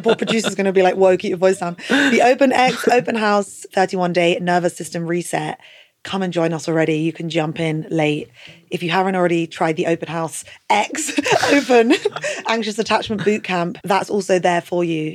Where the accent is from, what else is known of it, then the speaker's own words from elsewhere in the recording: United Kingdom; as British people